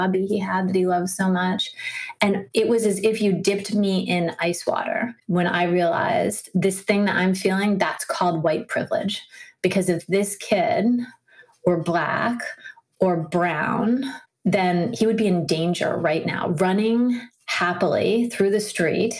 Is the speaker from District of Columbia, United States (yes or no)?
yes; Washington, District of Columbia, United States; I grew up in Washington, D.C.